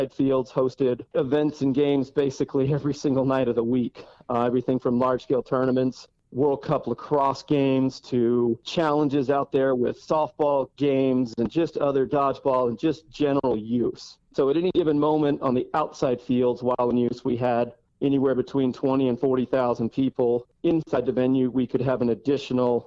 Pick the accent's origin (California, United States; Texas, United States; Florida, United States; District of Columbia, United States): Texas, United States; Fort Worth; moved away as an adult; now in Colorado, United States; I was actually born and raised in Fort Worth, Texas